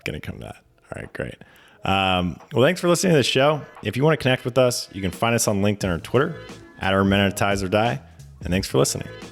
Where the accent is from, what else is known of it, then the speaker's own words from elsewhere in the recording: Mendocino, California, United States; now in San Francisco, United States; I grew up in Mendocino, so I grew up in the redwoods